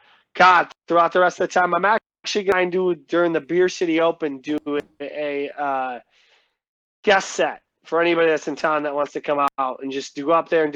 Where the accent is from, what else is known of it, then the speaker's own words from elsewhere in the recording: Grand Rapids, Michigan, United States; my hometown here of Grand Rapids